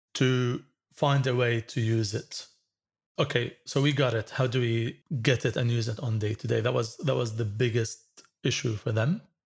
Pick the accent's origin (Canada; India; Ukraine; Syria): Syria; moved away; also born or lived in United States; I came back to Syria from the States in two thousand three, and all cards will be blocked when I use them in Syria because I'm in a sanctioned country